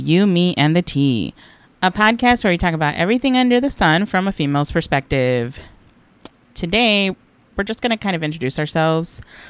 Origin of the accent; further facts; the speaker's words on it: Los Angeles, California, United States; I am originally from Los Angeles, California, born and raised.